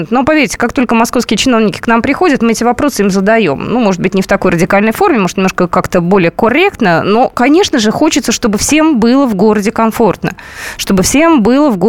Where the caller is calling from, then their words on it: Moscow, Russia; Э, я живу в Москва, Кунцево.